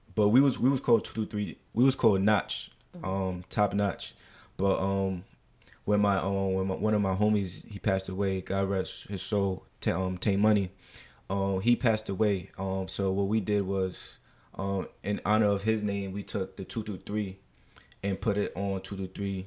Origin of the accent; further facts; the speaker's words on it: New York City, New York, United States; also born or lived in Deer Park, Long Island; I am from Jamaica, Queens, New York